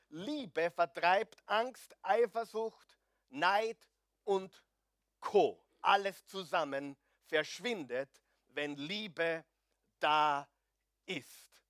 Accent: Austria; Ich weiß, wir sind Österreicher. Nur die Skandinavier sind noch schlimmer.

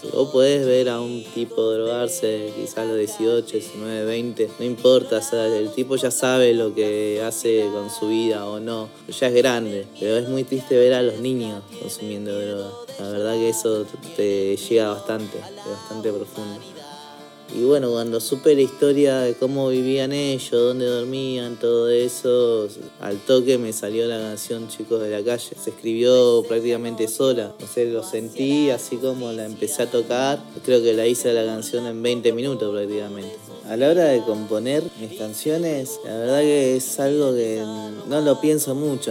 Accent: Córdoba, Argentina; also born or lived in Peru; now in Buenos Aires, Argentina; nacido en Córdoba, ahora viviendo aquí en Buenos Aires

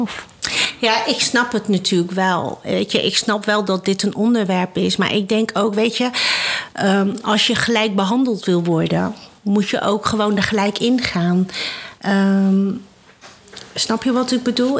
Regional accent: Netherlands; ik ben Chinees, hè? ik ben hier in Nederland geboren.

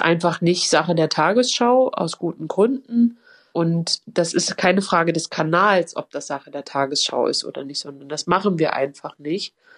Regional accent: Halle, Saxony-Anhalt, Germany; ich bin in Halle geboren und aufgewachsen

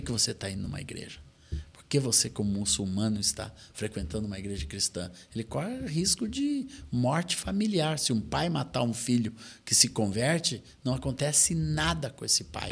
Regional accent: Brazil; nós, assim como brasileiros

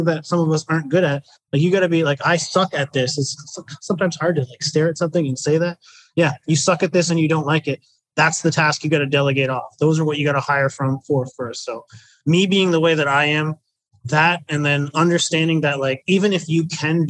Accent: New Brunswick, Canada; moved away as an adult; I was from the East Coast, a tiny little province called New Brunswick. I'm in Canada

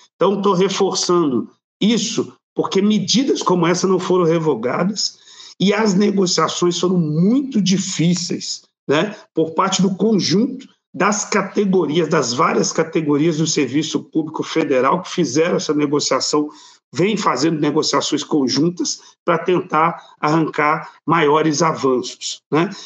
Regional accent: Belo Horizonte, Minas Gerais, Brazil; eu sou aqui de Minas Gerais, de Belo Horizonte

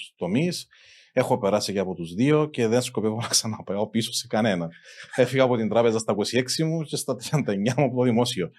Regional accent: Amiantos, Limassol District, Cyprus; εγώ κατάγομαι από τον Αμίαντον

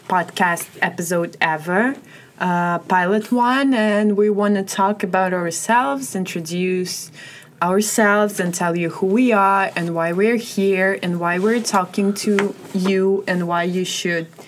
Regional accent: Russia; moved away as an adult; also born or lived in Scotland; now in United States; I come from Russia. I left Russia after high school to go to Scotland and study there

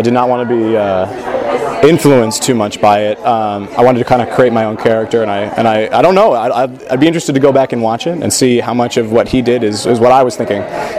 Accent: Las Vegas, Nevada, United States; also born or lived in Santa Clara; now in Irvine, United States; I'm a first-year MFA actor here. I'm originally from Las Vegas, Nevada.

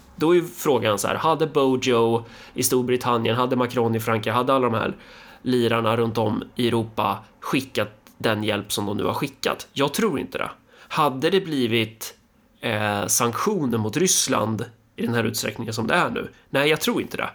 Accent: Sweden; vi svenskar

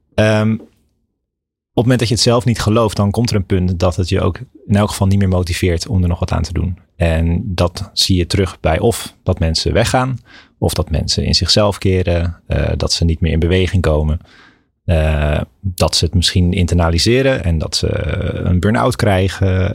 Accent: Maasland, South Holland, Netherlands; moved away as an adult; also born or lived in Kampen / Amsterdam; ik ben opgegroeid in Maasland. Dat, dat ligt eh, tussen Rotterdam en Hoek van Holland in, eh, mhm. in, Zuid-Holland

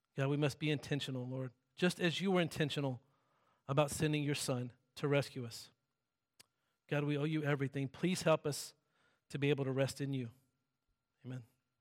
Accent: the South, United States; I'm from the South and everything there is, like, silent and still

